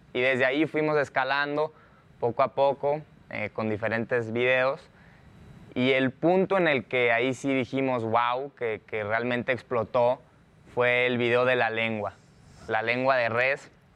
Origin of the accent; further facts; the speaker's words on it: Hermosillo, Sonora, Mexico; yo desde chiquito soy de, de Hermosillo, de Sonora, de ahí es toda mi familia